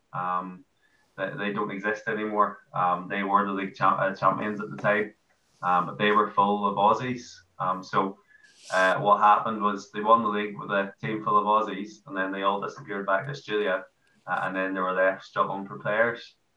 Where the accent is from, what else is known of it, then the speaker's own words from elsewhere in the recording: Ireland; moved away as an adult; now in Newcastle, United Kingdom; I'm Irish